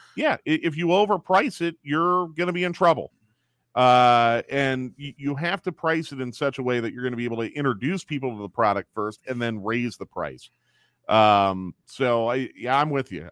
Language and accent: English; Philadelphia, Pennsylvania, United States; moved away; I grew up in Philadelphia